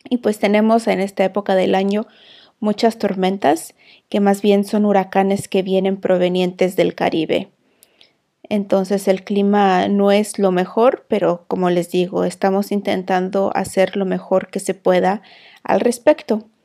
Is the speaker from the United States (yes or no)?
no; Mexico; now in Iceland; una mujer emprendedora y administradora de un hogar, transmitiendo desde Islandia